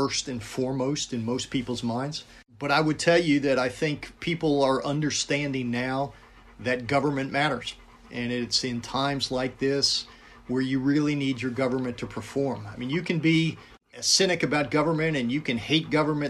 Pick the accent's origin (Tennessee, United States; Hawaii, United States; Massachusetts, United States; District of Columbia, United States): District of Columbia, United States; Washington; moved away as an adult; now in Tampa, United States; I was growing up in the Washington, D.C. area